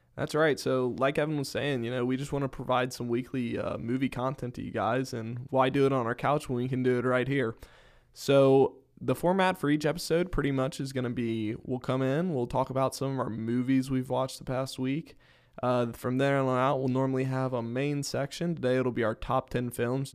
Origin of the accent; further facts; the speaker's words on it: Northern Kentucky, United States; I am also from Northern Kentucky